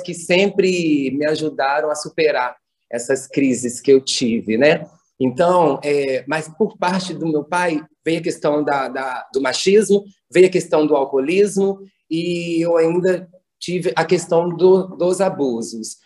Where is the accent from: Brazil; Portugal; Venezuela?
Brazil; Bom Jesus; Eu venho da zona rural, aqui de perto de Bom Jesus, no distrito, onde eu nasci, onde eu cresci